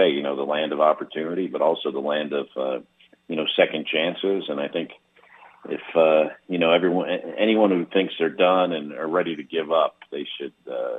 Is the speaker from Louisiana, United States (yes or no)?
no; West Orange, New Jersey, United States; first language English; I was born in Orange. I grew up in West Orange